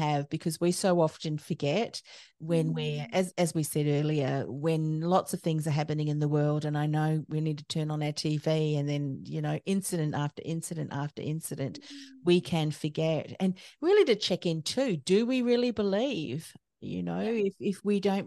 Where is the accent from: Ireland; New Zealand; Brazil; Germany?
New Zealand; moved away as an adult; now in Australia; I was born in New Zealand, and my husband's an Australian, and I came over to Australia